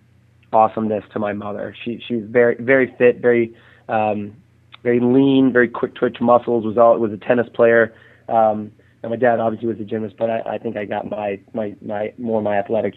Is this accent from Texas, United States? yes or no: yes; Houston, Texas, United States; born there; now in San Diego, United States; I live in San Diego, California. I was born in Houston, you know, which is Clear Lake